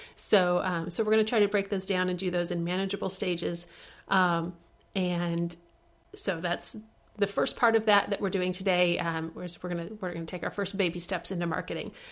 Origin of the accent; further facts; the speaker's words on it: Midwest, United States; I'm from the Midwest